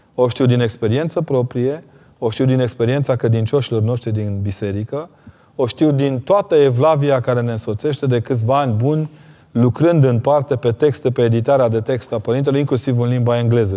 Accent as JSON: {"language": "Romanian", "region": "Transylvania", "country": "Romania", "said": "Eu sunt un ardelean convertit de olteni"}